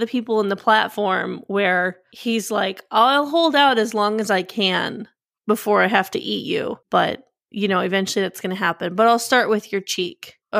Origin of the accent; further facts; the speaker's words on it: Massachusetts, United States; born there; But like, no, I was born in Massachusetts, not in Mallorca. But my family's all in Spain right now.